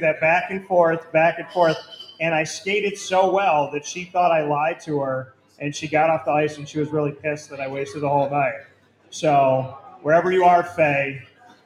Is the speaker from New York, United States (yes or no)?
yes; Central New York, United States; moved away as an adult; I grew up in Central New York. I've lived in different states. I came back here